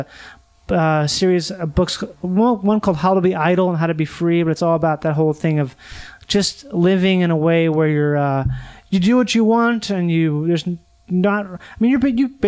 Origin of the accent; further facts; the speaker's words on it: Minnesota, United States; moved away; I grew up in Minnesota